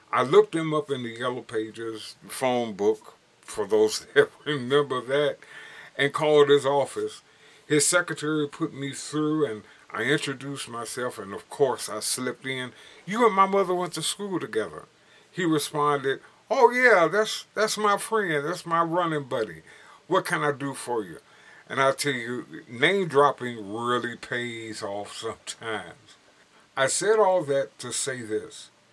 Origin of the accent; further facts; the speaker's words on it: Gary, Indiana, United States; Growing up in Gary, Indiana